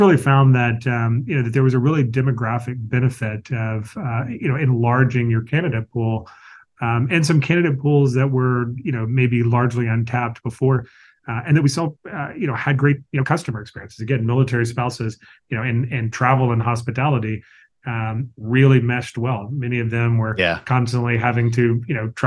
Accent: the South, United States; I grew up in the South

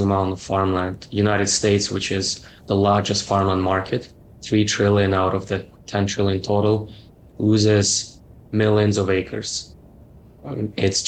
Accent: Canada; I'm Canadian, so I worked for Ontario Teachers Pension Plan

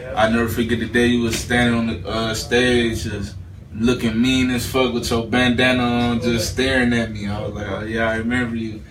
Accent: Cleveland, Ohio, United States; I'm from East 55th in Cleveland, Ohio

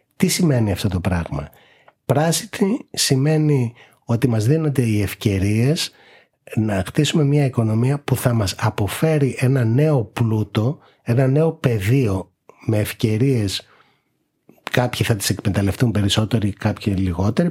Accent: Greece; εμείς ως Έλληνες

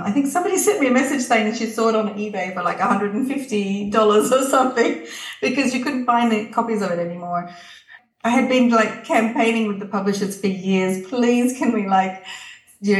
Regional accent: Canberra, Australian Capital Territory, Australia; also born or lived in Tuscany, Italy; now in Italy; growing up I grew up in Canberra

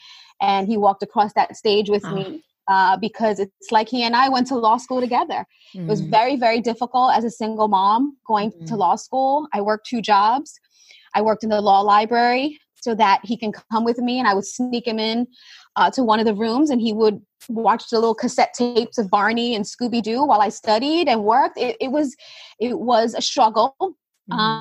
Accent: New York City, New York, United States; I grew up in Brooklyn, New York

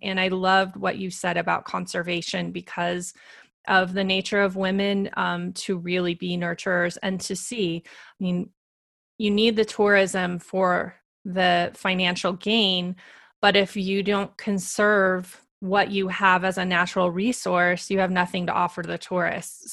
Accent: Montana, United States; I grew up in Montana in the United States

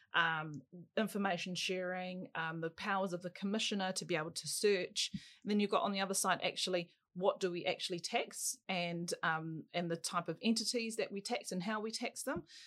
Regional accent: Auckland, New Zealand; I was brought up in Auckland's North Shore

